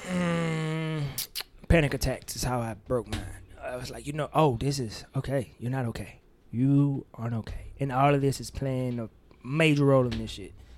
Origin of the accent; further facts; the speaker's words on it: Mississippi, United States; my Mississippi bias, 'cause nigga, we don't sound like